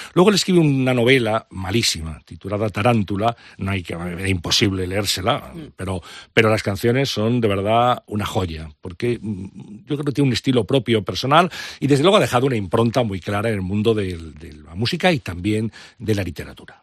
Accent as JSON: {"language": "Spanish", "town": "Valladolid", "region": "Castile and León", "country": "Spain", "tie": "born or raised there", "said": "empecé a escuchar discos con 12, 13 años en, Valladolid, de allí"}